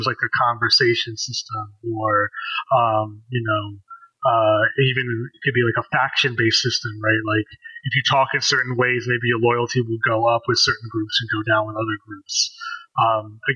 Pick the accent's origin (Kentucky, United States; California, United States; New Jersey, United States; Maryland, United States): Maryland, United States; D.C. metro area; I'm an Indian American, how have I had to speak white at times in my life and speak black at times in my life growing up in the D.C. metro area